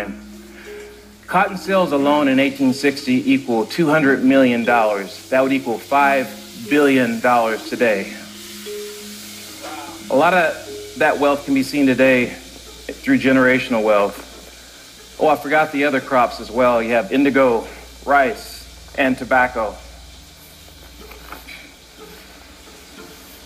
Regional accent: South Carolina, United States; Growing up in South Carolina, I would see Ku Klux Klan rallies occasionally

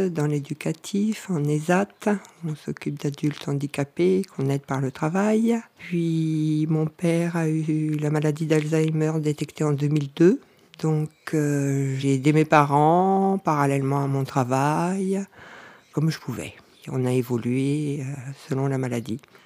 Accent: Nord, Hauts-de-France, France; moved away as an adult; now in Cévennes, France; je viens du Nord, ça fait 20 ans que je suis dans les Cévennes

